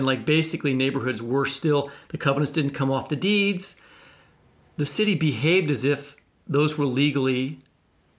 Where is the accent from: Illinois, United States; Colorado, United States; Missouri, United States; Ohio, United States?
Missouri, United States; Kansas City; my hometown of Kansas City